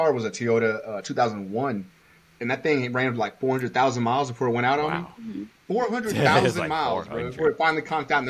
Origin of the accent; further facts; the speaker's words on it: New York, United States; now in Dallas, United States; I was raised in New York. I can't even say raised anymore. Most of my life has been to Ellis at this point. I grew up in New York, came out here